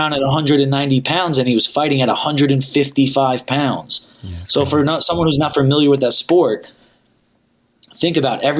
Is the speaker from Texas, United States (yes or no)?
no; New York, United States; also born or lived in Pennsylvania / New Jersey; now in Los Angeles, United States; I'm originally from New York. I lived in PA. I lived in Jersey. I lived all over the East Coast, but I've lived in LA for the last almost 5 years now.